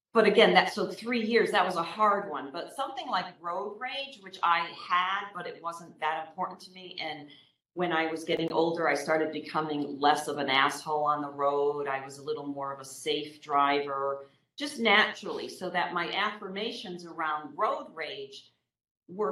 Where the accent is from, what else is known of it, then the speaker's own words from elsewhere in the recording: Northeast, United States; I am from the Northeast